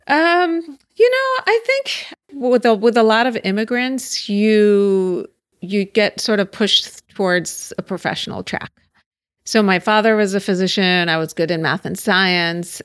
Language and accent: English; Pittsburgh, Pennsylvania, United States; now in Los Angeles, United States; I grew up in Pittsburgh